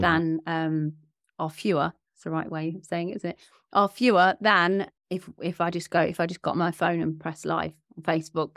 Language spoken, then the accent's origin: English; Leicester, East Midlands, United Kingdom; my hometown, Leicester